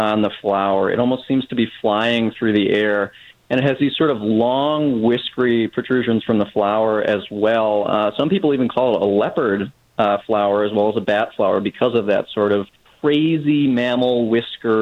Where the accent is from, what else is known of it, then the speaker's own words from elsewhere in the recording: Minnesota, United States; moved away; I'm originally from Minnesota